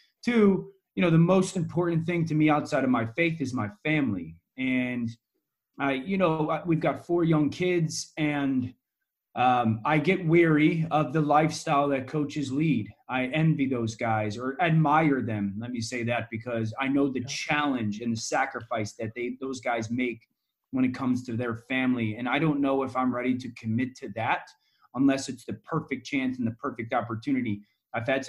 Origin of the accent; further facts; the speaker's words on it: Connecticut, United States; I'm from Connecticut. ESPN is based in Connecticut. And so I'm local